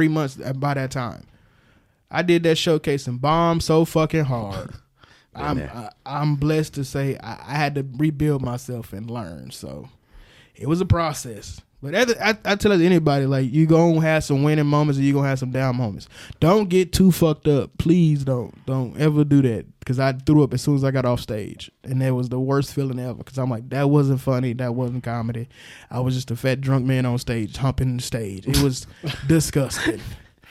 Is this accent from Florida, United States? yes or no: no; Milwaukee, Wisconsin, United States; moved away as an adult; now in Alabama, United States; I'm from Milwaukee, Wisconsin. Yeah. So like the don't you know and all that. We don't sound like that. I'm from the hood. Like I was raised like everybody in Milwaukee